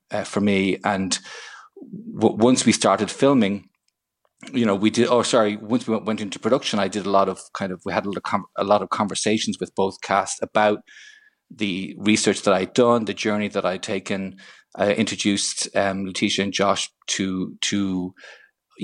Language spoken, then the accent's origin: English; Ireland; Purely as an Irish citizen